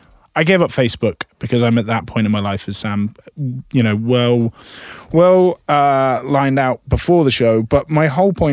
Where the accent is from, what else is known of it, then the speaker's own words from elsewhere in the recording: United Kingdom; now in United States; being British at a 4th of July party in America